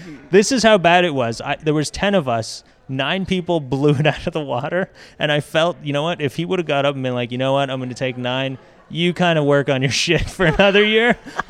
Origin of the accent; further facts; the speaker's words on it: Canada; I'm from Canada